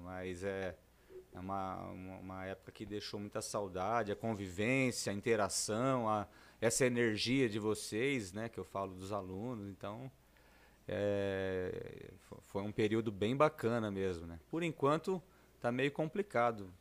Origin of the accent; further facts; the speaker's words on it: Lins, São Paulo, Brazil; Como eu sou nascido aqui em Lins, muita gente já me conhece